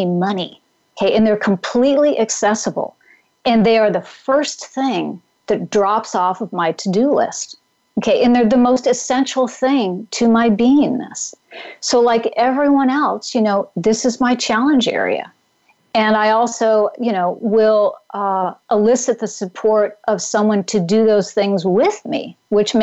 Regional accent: Pacific Northwest, United States; moved away; also born or lived in Mount Tamalpais area, California; I grew up in the Pacific Northwest

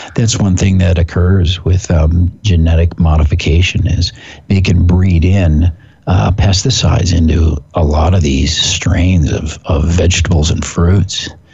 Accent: Pacific Northwest, United States; I'm from the Pacific Northwest

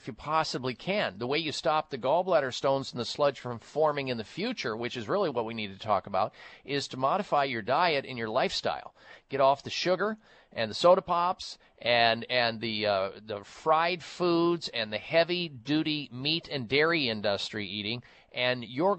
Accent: Midwest, United States; growing up in the Midwest

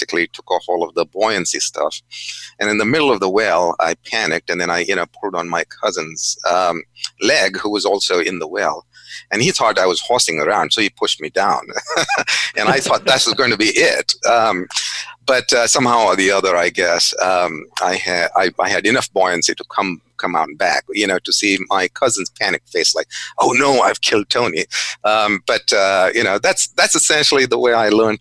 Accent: India; moved away; also born or lived in Goa (family origin); when I was growing up in India.

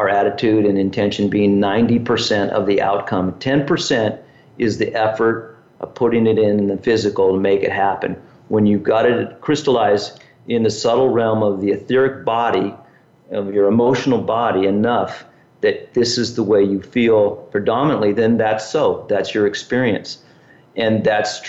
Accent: Southern California, United States; growing up in Southern California

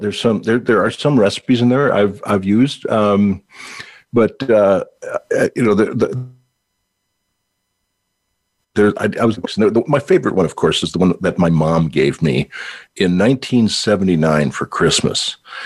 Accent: Minnesota, United States; accent: Minnesotan; I'm having a Minnesotan accent. Minnesota.

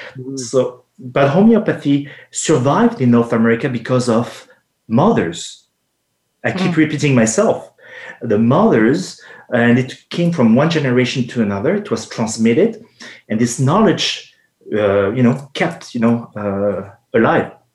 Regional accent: France; accent: French; English is a second language; moved away as an adult; also born or lived in Los Angeles, United States / Quebec, Canada; now in Canada; I was born and raised in France

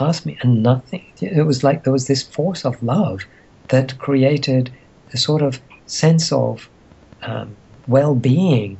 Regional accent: Egypt; moved away; I grew up in Egypt during a time when there was turmoil

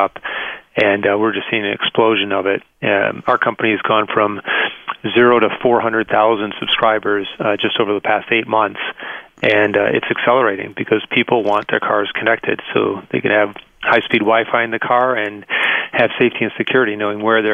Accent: Detroit, Michigan, United States; moved away; here in my hometown, I actually grew up in Detroit, just 6 miles from where the conference is.

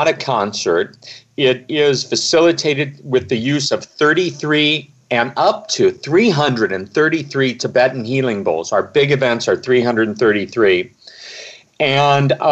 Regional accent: Omaha, Nebraska, United States; I grew up in Omaha, Nebraska

